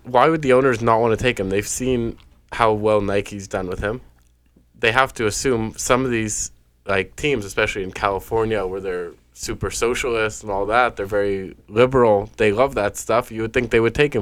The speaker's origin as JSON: {"language": "English", "town": "Montreal", "region": "Quebec", "country": "Canada", "moved": "yes", "lives_now": "Toronto, Canada", "said": "I'm from Montreal, Quebec"}